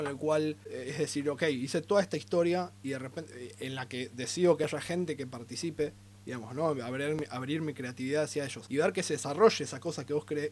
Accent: Argentina

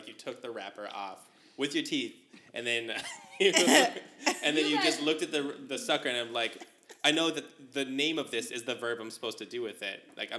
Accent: Sierra Vista, Arizona, United States; In my hometown of Sierra Vista

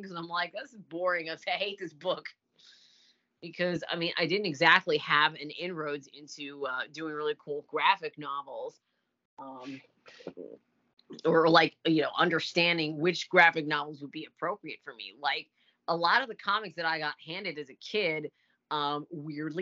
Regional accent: Orlando, Florida, United States; I grew up in Orlando.

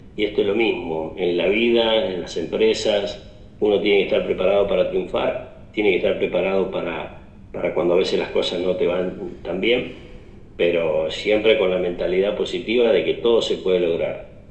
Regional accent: Justiniano Posse, Córdoba, Argentina; now in Justiniano Posse, Argentina; somos justamente de Justiniano Pose

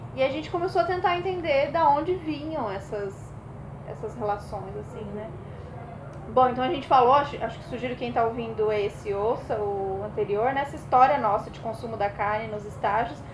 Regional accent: Brasília, Federal District, Brazil; now in São Paulo, Brazil; sou paulista, mas criada em Brasília e estou de volta em São Paulo

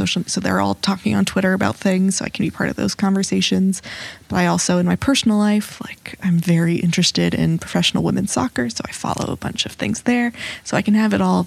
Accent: New York City, New York, United States; I'm born and raised in New York City.

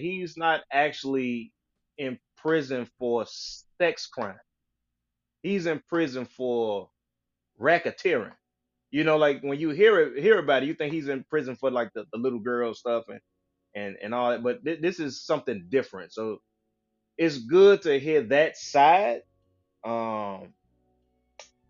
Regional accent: Chicago, Illinois, United States; I'm from Chicago

